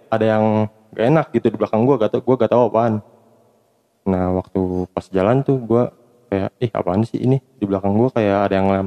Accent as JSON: {"language": "Indonesian", "town": "Sukabumi", "region": "West Java", "country": "Indonesia", "lives_now": "Cianjur, Indonesia", "said": "sekarang tinggal di Cianjur tapi gue asli orang Sukabumi"}